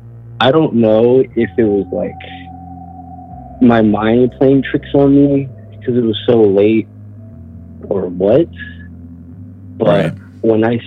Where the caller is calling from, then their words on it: Charlotte, North Carolina, United States; I'm calling from Charlotte, North Carolina.